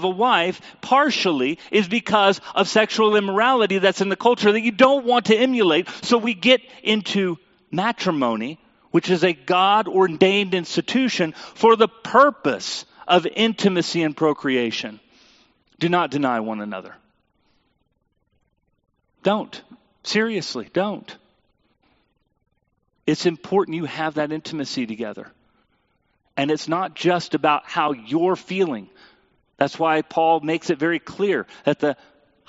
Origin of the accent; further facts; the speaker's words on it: United States; as a American Christian people